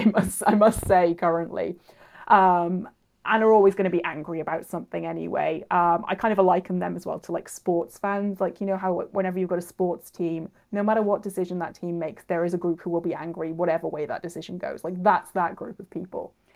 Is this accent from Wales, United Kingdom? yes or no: yes; Cardiff, Wales, United Kingdom; I'm from Cardiff